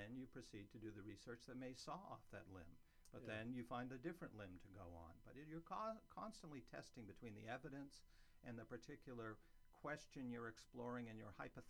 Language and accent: English; Maine, United States; I grew up in Maine.